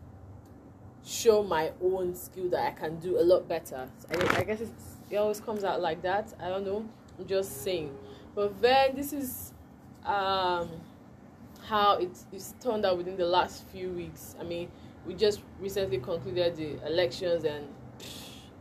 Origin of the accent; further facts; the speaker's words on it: Nigeria; as a true Nigerian, or as a Nigerian